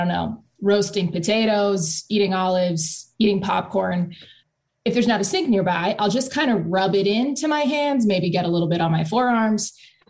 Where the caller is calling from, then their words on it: Portland, Oregon, United States; I'm calling in from Portland, Oregon with my boyfriend, Connor.